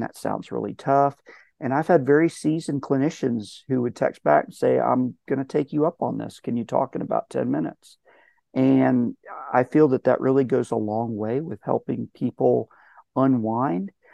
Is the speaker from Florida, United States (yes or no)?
yes; Palm Beach County, Florida, United States; moved away; also born or lived in Tennessee; I'm from Palm Beach County